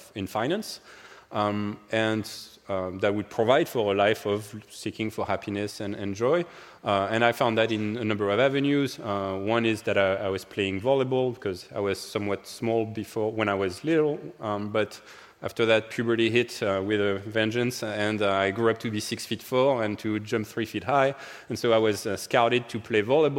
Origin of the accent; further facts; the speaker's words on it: suburbs of Paris, Île-de-France, France; accent: French; English is a second language; moved away as an adult; now in United States; I grew up in France, in the suburbs of Paris, in a wonderful home